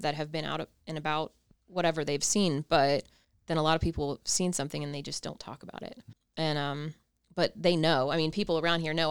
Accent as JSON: {"language": "English", "region": "Ohio", "country": "United States", "said": "I'm from Ohio"}